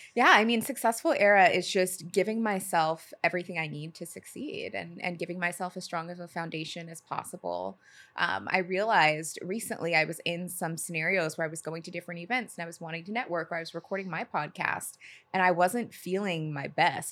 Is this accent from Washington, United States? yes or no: yes; Seattle, Washington, United States; moved away as an adult; also born or lived in Los Angeles; now in New York, United States; growing up in Seattle